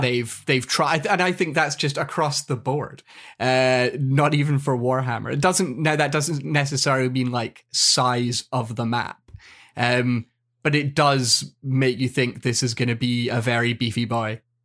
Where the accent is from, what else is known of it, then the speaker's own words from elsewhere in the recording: Scotland, United Kingdom; I'm Scottish